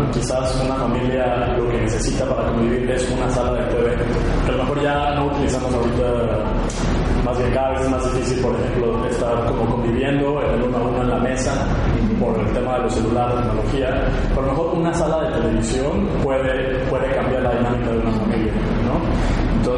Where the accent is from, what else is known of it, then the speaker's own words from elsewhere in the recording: Mexico; De nuestro sentido del humor como esa chispa, esa energía que, tenemos como raza mexicana, como raza latina